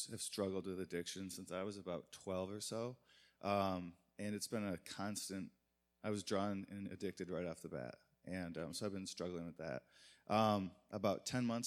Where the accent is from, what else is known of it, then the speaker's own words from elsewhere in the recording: Muskegon, Michigan, United States; now in Detroit, United States; Originally from Muskegon, Michigan